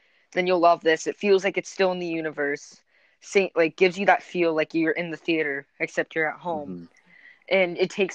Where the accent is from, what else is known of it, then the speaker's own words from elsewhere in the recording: New England, United States; growing up in New England